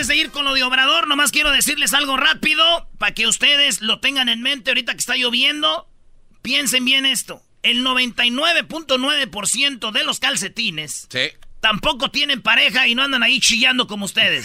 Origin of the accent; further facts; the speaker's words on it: Jiquilpan, Michoacán, Mexico; moved away; also born or lived in La Jara; yo nací en Jiquilpa, viví mucho tiempo en Jiquilpa, pero también viví en La Jara y orgullosamente de mi ranchito